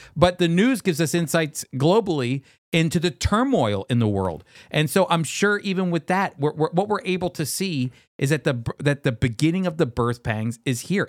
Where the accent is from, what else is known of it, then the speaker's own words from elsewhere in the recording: United States; As an American